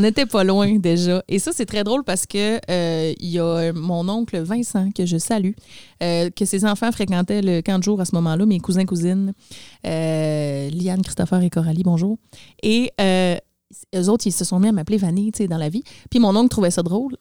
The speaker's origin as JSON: {"language": "French", "town": "Labrecque", "region": "Quebec", "country": "Canada", "moved": "yes", "said": "je viens de Labrec."}